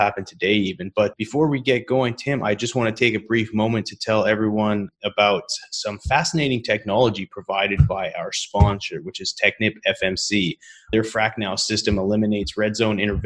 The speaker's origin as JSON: {"language": "English", "country": "Canada", "said": "I'm from Canada"}